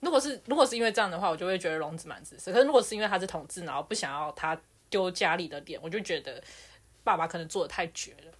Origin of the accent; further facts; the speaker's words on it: Taiwan; 我就是台湾人